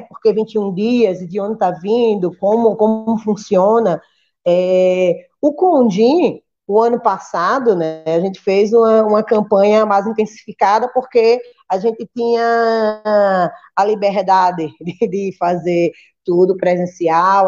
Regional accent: Recife, Pernambuco, Brazil; now in Rio Grande, Brazil; sou nordestina, natural do Recife

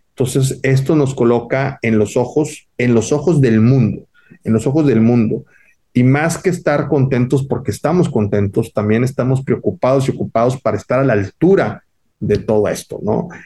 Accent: Monterrey, Nuevo León, Mexico; es un orgullo regio

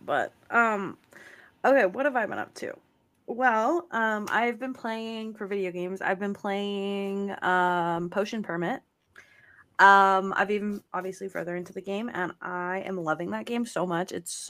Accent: United Kingdom; Because we're like British people.

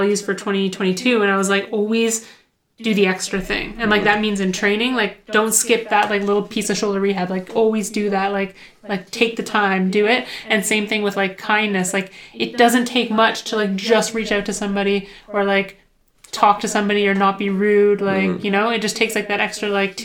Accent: Ottawa, Ontario, Canada; I grew up in Ottawa

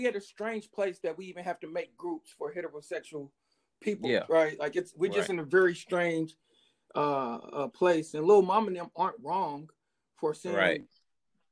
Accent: Indianapolis, Indiana, United States; also born or lived in Kentucky; From Indianapolis, Indiana. East side, for sure

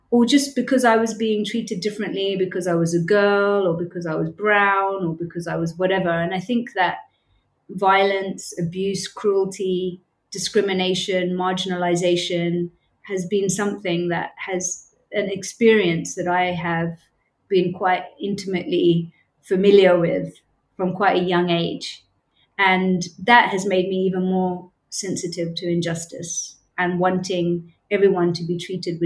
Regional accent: United Kingdom; moved away as an adult; also born or lived in Cambodia; now in Bangkok, Thailand; As people will probably be able to tell from my accent, I'm from the UK, born and brought up in the UK

